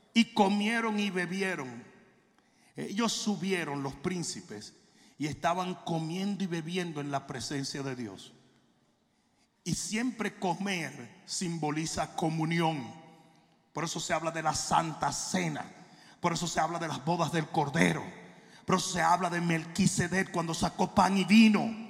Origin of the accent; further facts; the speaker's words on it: Santo Domingo, Dominican Republic; now in United States; en Santo Domingo uno vivía como un murciélago. Porque los papás vivían apagando. Yo llegué a los Estados Unidos